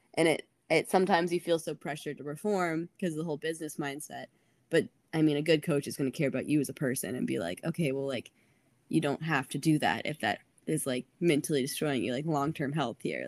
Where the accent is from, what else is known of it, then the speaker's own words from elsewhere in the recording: Atlanta, Georgia, United States; I'm from Atlanta.